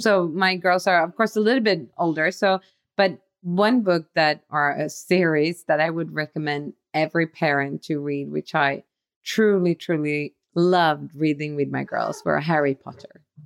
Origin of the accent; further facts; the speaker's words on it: Sweden; we are from Sweden